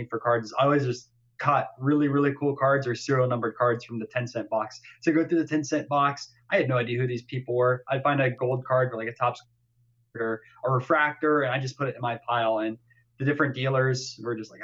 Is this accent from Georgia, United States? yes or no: no; Florida, United States; I'm from Florida